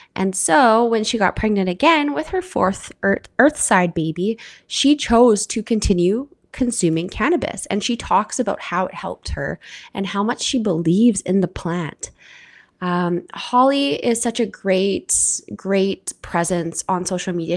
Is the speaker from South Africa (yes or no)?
no; Canada; I'm your Canadian host